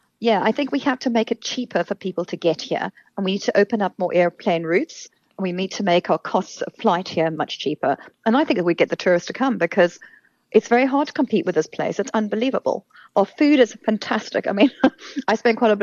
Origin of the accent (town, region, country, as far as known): South Africa